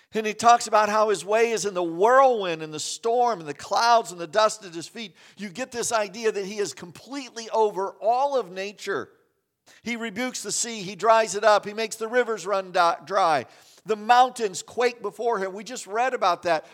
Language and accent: English; Kansas, United States; moved away; I grew up in Kansas